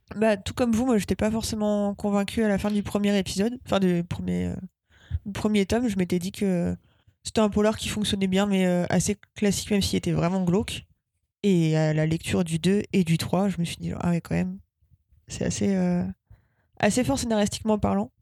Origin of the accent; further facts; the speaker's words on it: Rouen, Normandy, France; moved away; je viens de Rouen